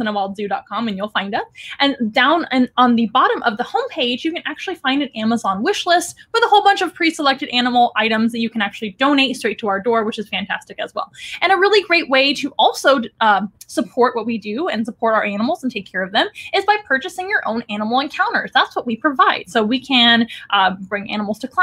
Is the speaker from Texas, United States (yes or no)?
yes; San Antonio, Texas, United States; in San Antonio, which is my hometown.